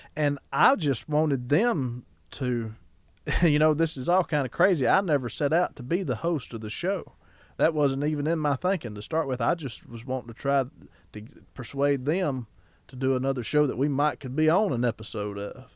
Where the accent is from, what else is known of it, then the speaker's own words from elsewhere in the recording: Ackerman, Mississippi, United States; my hometown of Ackerman, Mississippi